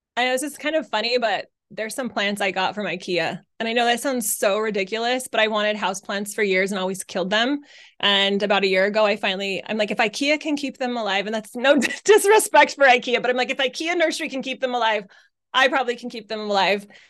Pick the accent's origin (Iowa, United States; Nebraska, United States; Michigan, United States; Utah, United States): Utah, United States; moved away as an adult; also born or lived in Arizona; I was raised in Utah